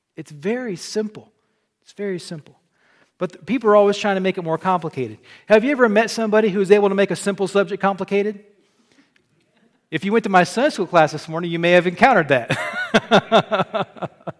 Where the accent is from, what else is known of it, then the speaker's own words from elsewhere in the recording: Southern Illinois, United States; moved away as an adult; also born or lived in the South (US) / Arkansas; now in Michigan, United States; I was born in Illinois